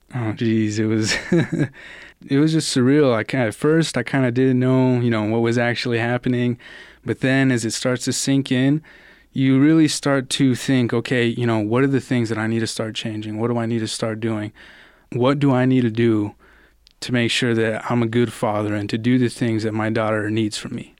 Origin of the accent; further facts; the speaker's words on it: Albuquerque, New Mexico, United States; also born or lived in Austin, Texas; I was born in Austin, Texas, but I've pretty much grown up in Albuquerque, New Mexico since I was about five or six.